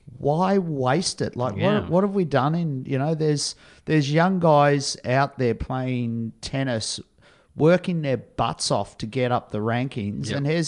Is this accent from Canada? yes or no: no; Australia